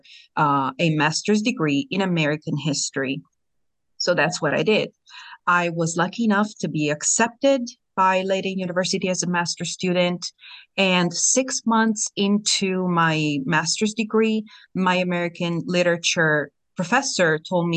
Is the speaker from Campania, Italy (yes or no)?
yes; Bacoli, Campania, Italy; English is a second language; moved away as an adult; also born or lived in North Dakota / Syracuse, New York; now in United States; I was born and raised in Bacoli, which is a small coastal town, very close to Naples in southern Italy.